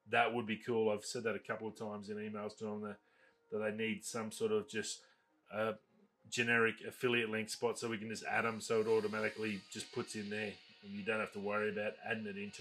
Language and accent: English; Australia; as an Australian